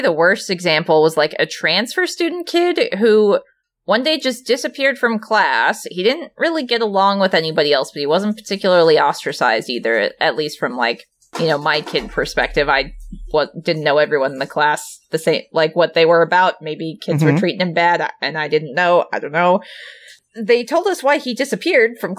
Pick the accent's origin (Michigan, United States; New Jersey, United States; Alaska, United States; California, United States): Alaska, United States; I grew up in Alaska, so people there are more likely to maybe have some weaponry